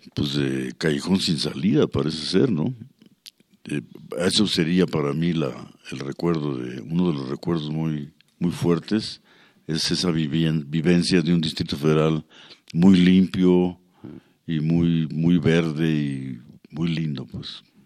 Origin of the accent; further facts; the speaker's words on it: Mexico City, Mexico; la Ciudad de México, por ejemplo, donde yo nací y fui desarrollándome, era muy hermoso